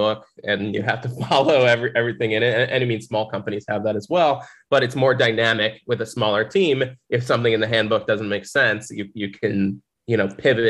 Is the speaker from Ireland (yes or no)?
no; Central New Jersey, United States; moved away as an adult; now in Miami, United States; I'm originally from Central New Jersey, was born and raised there